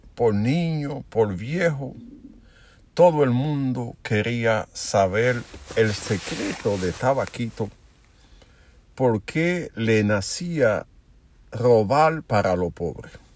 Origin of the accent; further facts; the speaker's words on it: Dominican Republic; mi pueblo batero de Sevico.